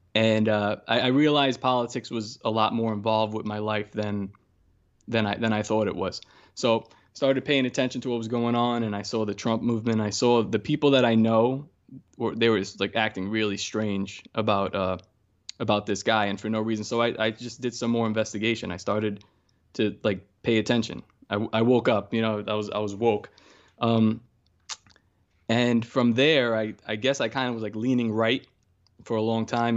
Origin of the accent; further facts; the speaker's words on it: New York City, New York, United States; born and raised in New York and Brooklyn